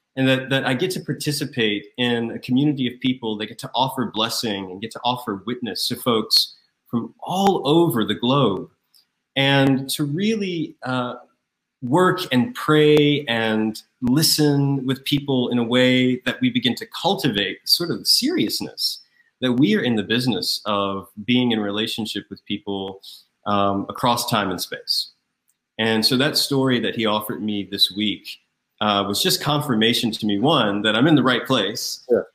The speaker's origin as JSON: {"language": "English", "town": "Raleigh", "region": "North Carolina", "country": "United States", "tie": "born or raised there", "also_born_or_lived": "Atlanta, Georgia / Grahamstown, South Africa", "moved": "as an adult", "lives_now": "New York, United States", "said": "I'm from North Carolina, Raleigh, North Carolina, where I was born and reared."}